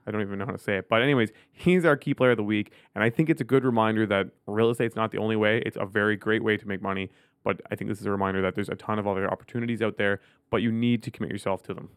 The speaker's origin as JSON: {"language": "English", "town": "Ottawa", "region": "Ontario", "country": "Canada", "tie": "born or raised there", "said": "I grew up in Ottawa"}